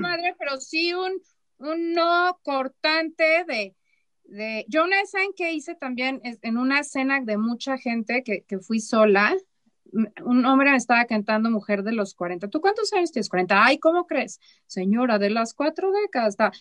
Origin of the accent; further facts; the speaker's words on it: Chihuahua, Mexico; moved away as an adult; also born or lived in Mexico City; yo soy de Chihuahua, ¿no? Allá la gente somos como muy claros